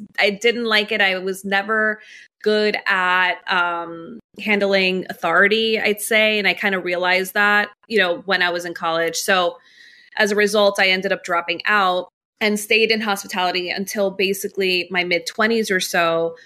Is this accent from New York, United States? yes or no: yes; New York City, New York, United States; also born or lived in Miami; My parents came here from Colombia, landed in Jackson Heights in Queens. So I grew up in New York my whole life, pretty much